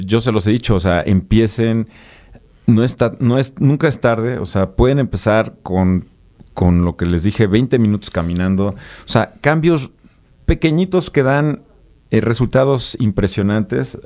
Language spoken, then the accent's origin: Spanish; Puebla, Mexico; moved away as an adult; now in Mexico City, Mexico; yo soy de Puebla, soy originario de Puebla. Eh, me, salí de Puebla, me vine a vivir a la Ciudad de México hace 17 años